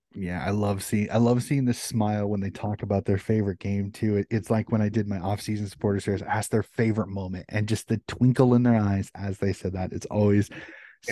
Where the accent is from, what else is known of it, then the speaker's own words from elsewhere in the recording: United States; as an American